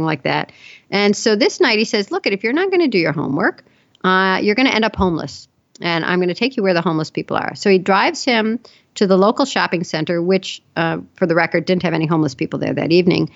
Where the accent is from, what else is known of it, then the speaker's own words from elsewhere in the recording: Chicago, Illinois, United States; I grew up in Chicago